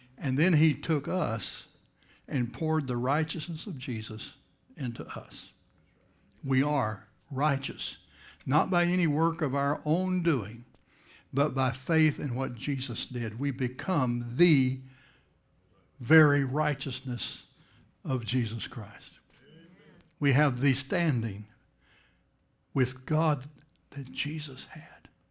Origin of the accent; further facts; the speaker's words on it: Texas, United States; moved away as an adult; now in Jacksonville, United States; I'm from Texas, but you know, I haven't lived in Texas since nineteen eighty-nine.